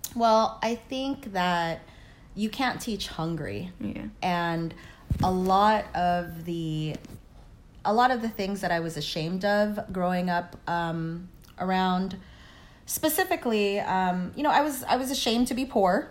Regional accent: Los Angeles, California, United States; also born or lived in Lian, Batangas, Philippines / Oakland, California; I was raised in Los Angeles.

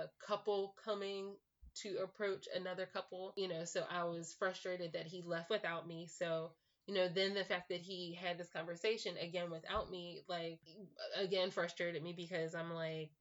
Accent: Philadelphia, Pennsylvania, United States; I grew up in Philadelphia.

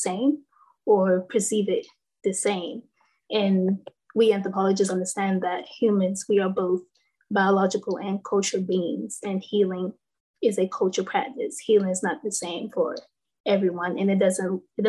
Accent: North Carolina, United States; I'm from North Carolina

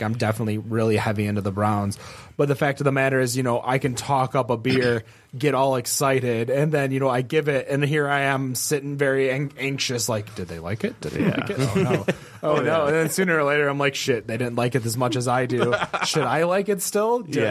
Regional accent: Troy, Michigan, United States; because I grew up in Troy.

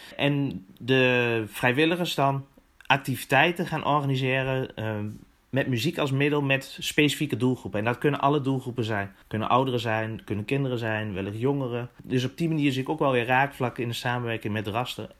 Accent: Winterswijk, Gelderland, Netherlands; Ik kom zelf dan uit Winterswijk

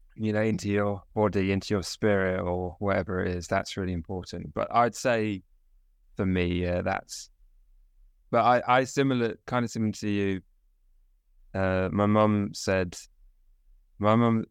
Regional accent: South East England, United Kingdom; We're from we're both from southeast of England

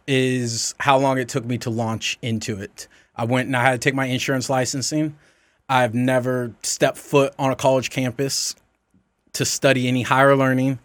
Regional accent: the South, United States; I grew up in the South.

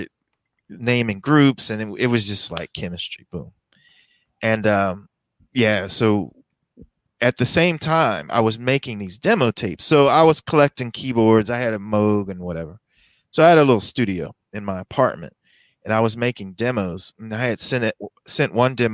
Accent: Philadelphia, Pennsylvania, United States; I was born and raised in Philly, Southwest Philly to be exact.

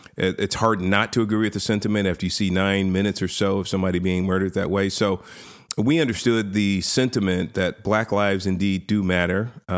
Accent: San Francisco, California, United States; So my background, I was born and raised in inner city San Francisco. I was born in the Hunters Point projects, project housing up there.

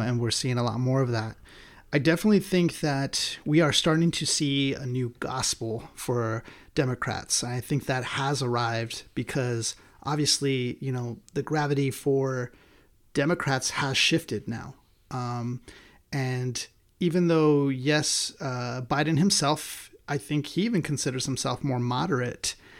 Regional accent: United States; as American people

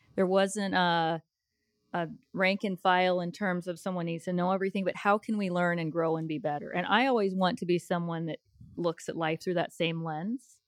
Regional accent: Colorado, United States; moved away as an adult; also born or lived in Arizona / Denver; now in Evansville, United States; I am originally from Colorado

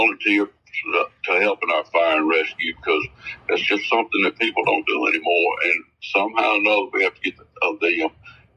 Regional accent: Danville, Virginia, United States; also born or lived in Westover District, Pittsylvania County, Virginia; I was born in Danville and lived the last 38 years of in the Westover District

